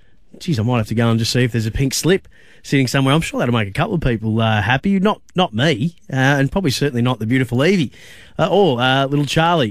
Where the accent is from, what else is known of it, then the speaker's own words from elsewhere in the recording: Bendigo, Victoria, Australia; in Bendigo, my hometown